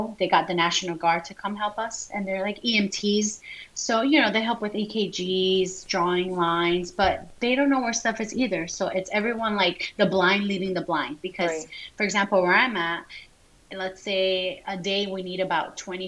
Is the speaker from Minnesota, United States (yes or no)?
no; Florida, United States; moved away as an adult; also born or lived in Colombia; now in French Camp, United States; I'm from Florida